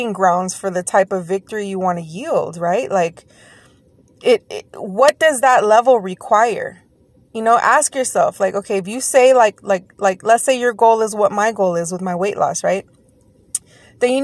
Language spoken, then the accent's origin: English; Texas, United States; Yes, I said daggone because I'm from Texas.